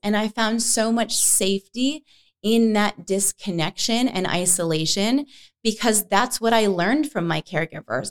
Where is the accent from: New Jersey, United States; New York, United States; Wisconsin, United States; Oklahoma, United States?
New York, United States; moved away as an adult; also born or lived in Boston / San Francisco / Denver / Los Angeles; now in Arizona, United States; I grew up in New York. I moved to Boston right after high school